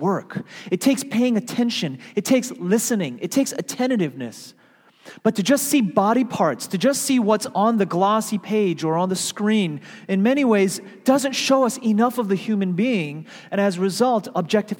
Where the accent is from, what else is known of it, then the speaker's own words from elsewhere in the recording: New York, United States; moved away as an adult; also born or lived in Seattle; I was from New York